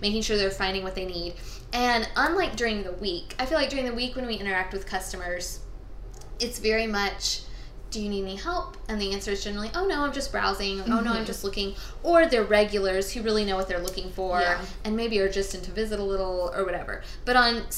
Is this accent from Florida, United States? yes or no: yes; Tallahassee, Florida, United States; now in Thomasville, United States; I grew up in Tallahassee